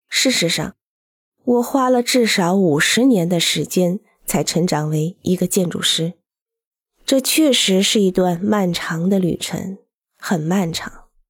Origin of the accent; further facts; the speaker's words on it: Genoa, Liguria, Italy; also born or lived in Pegli; 我出生在热那亚城郊小镇配里，并成长于热亚纳